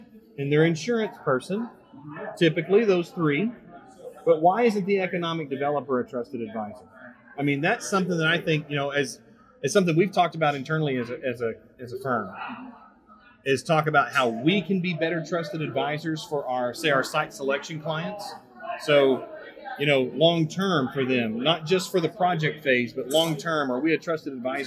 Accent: Kentucky, United States; moved away; I'm from Kentucky originally.

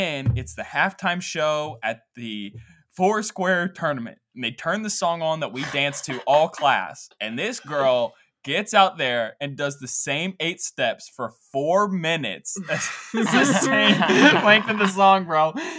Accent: Scotland, United Kingdom; I mean, I'm from Scotland. This is nothing to me.

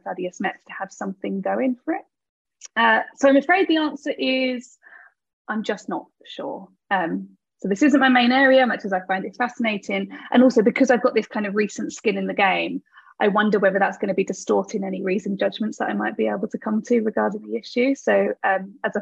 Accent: United Kingdom; I'm a British philosopher. I'm based at the University of Birmingham in the UK

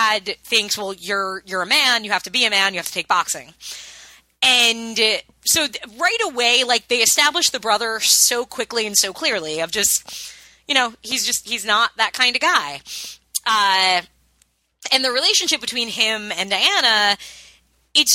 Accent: suburban Long Island, New York, United States; me having grown up a white girl in suburban Long Island

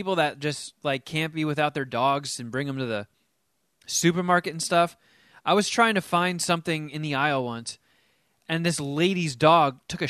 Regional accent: New Jersey, United States; moved away; growing up in Jersey

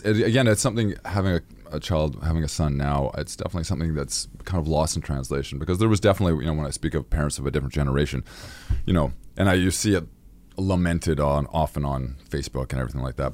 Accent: Victoria, British Columbia, Canada; I originally grew up in Victoria, B C.

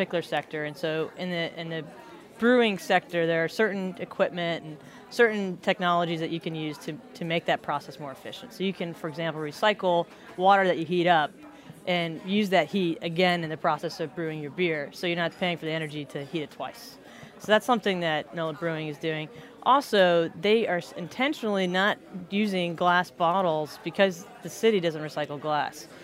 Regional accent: Florida, United States; moved away as an adult; also born or lived in Minnesota; now in New Orleans, United States; I was born and raised in Florida.

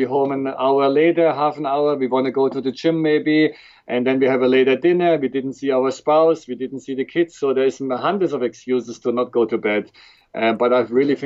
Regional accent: Frankfurt, Hesse, Germany; accent: German; English is a second language; moved away as an adult; also born or lived in Switzerland / Toronto, Canada / Dallas, United States; born and raised in Germany, in Frankfurt

